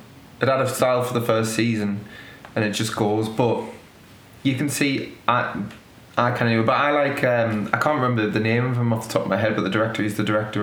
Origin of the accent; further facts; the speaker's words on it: United Kingdom; you can argue that you're seeing it through Ted Lasso's eyes, even as a British person